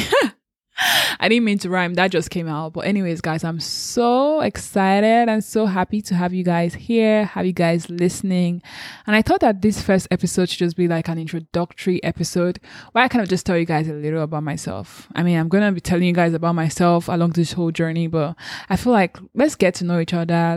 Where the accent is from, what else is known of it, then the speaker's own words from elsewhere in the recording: Lagos, Nigeria; also born or lived in Anambra State; I was born and brought up in Lagos, so I've been in Lagos all my life